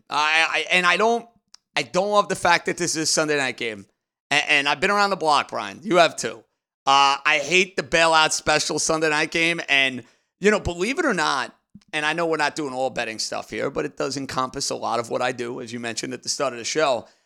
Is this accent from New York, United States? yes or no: yes; New York, United States; even though I'm a New Yorker.